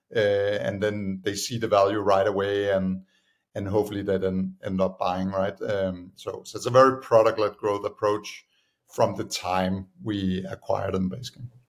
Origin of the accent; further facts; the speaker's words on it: Copenhagen, Capital Region of Denmark, Denmark; moved away as an adult; also born or lived in United States; I'm originally from Denmark, uh, Copenhagen